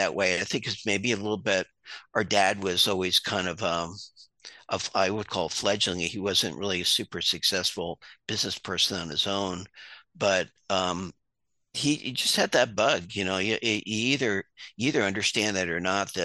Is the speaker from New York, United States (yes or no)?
yes; Hudson Valley, New York, United States; moved away; also born or lived in Long Island, New York / Maine; I'm originally from the Hudson Valley, and born on Long Island, moved upstate